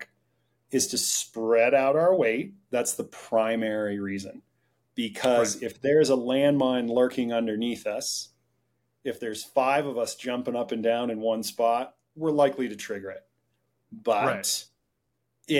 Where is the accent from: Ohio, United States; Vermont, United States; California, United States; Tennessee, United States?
Vermont, United States; I grew up in Vermont